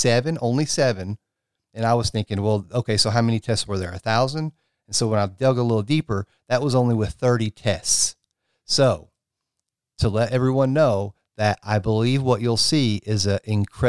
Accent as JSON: {"language": "English", "region": "Tennessee", "country": "United States", "said": "my home state here of Tennessee"}